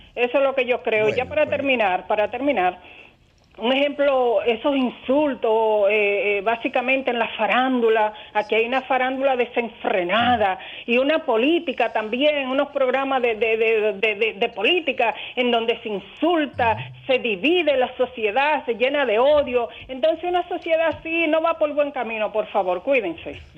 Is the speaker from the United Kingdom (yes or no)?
no; El Seibo, Dominican Republic; now in La Romana, Dominican Republic; yo soy del Seibo, vecina, pero ya eh, tengo, o sea, soy adoptada, tengo la, nacionalidad